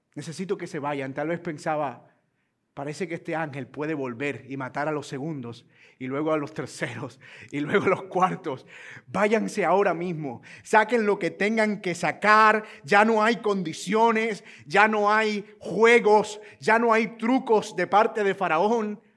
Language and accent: Spanish; Colombia; los colombianos somos muy gentiles